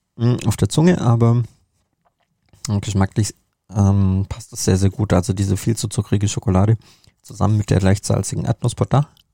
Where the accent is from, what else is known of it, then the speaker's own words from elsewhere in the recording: Germany; bei uns in Deutschland